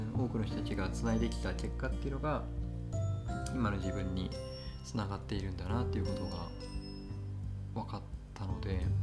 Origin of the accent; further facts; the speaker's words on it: Kagoshima, Japan; 僕の実家は鹿児島